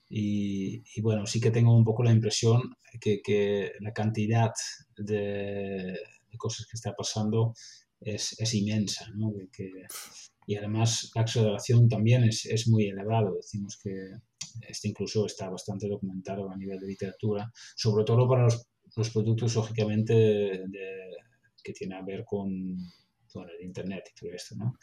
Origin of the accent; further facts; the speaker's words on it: Netherlands; Spanish is a second language; moved away as an adult; now in Barcelona, Spain; como holandés